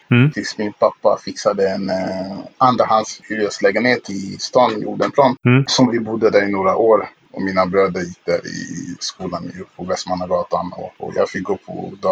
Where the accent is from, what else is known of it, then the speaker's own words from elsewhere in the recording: Kinshasa, DR Congo; now in Sweden; Ja, som sagt, jag föddes där i Kongo, Kinshasa, Kongos huvudstad.